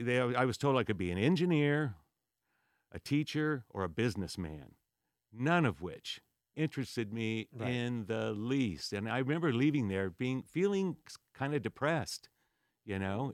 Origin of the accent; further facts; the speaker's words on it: Whittier, California, United States; also born or lived in San Diego, California; Born and raised in Whittier, California, till I was uh, 17